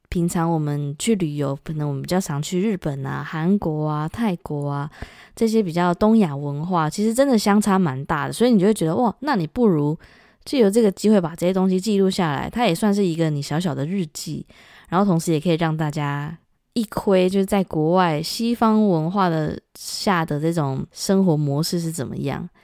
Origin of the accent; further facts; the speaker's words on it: Taiwan; moved away as an adult; now in London, United Kingdom; 在台湾生活的时候，就我搬来这边